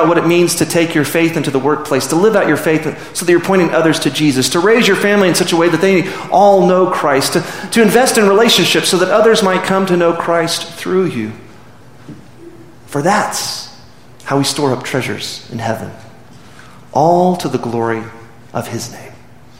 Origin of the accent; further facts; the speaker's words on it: Midland, Texas, United States; I'm from Midland. I went to Midland Lee